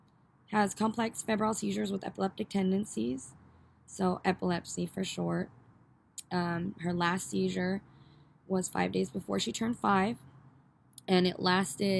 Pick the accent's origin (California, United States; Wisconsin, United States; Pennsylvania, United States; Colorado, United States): California, United States; Northern; we are from Northern California. NorCal, baby